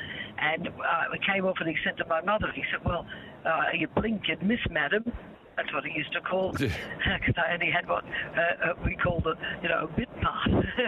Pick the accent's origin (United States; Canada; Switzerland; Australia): Australia; accent: Australian; And I'd worked very hard to lose my Australian accent so I could get a job over there. And I got the part, and he found out that I was an Australian only because we were talking one day in the lunch break.